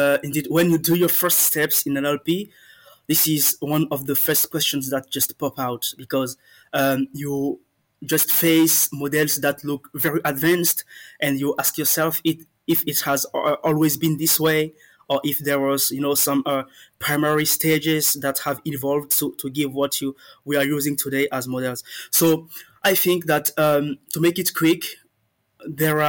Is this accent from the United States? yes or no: no; Benin; moved away as an adult; now in France; I'm a Beninese. I come from the Republic of Benin, and I've been residing in France for like 8 years now